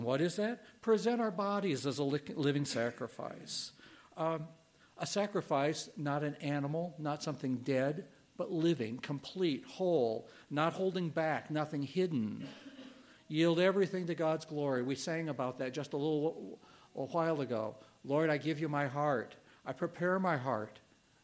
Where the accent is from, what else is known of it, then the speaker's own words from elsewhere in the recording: Illinois, United States; moved away; I'm from Illinois originally, a little town, and it was the county seat